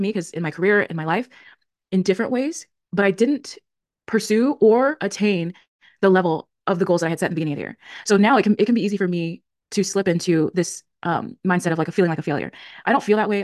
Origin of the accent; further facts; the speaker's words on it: California, United States; also born or lived in Tennessee; I'm back in my home state, which is California